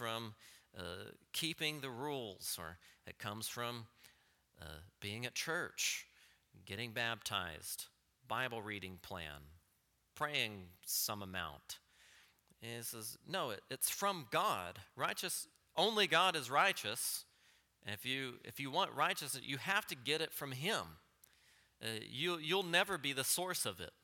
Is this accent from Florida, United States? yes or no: no; Texas panhandle, United States; growing up in the Texas panhandle